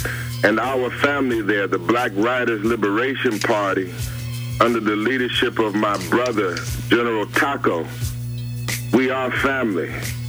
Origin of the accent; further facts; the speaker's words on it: Los Angeles, California, United States; I am from Los Angeles, and I went to Howard University undergrad and Howard University School of Law, where I was a student activist, student organizer, student revolutionary.